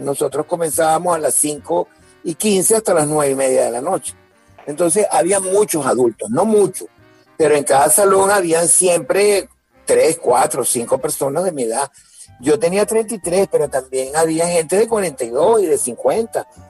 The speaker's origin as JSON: {"language": "Spanish", "town": "Caracas", "region": "Capital District", "country": "Venezuela", "tie": "born or raised there", "said": "Luego me fui a San Agustín del Norte, nos fuimos a San Agustín del Norte y allí viví hasta, hasta que tuve 17 años"}